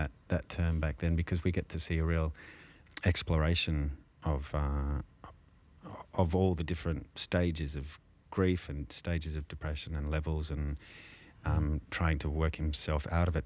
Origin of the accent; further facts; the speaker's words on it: Canberra, Australian Capital Territory, Australia; I grew up in Canberra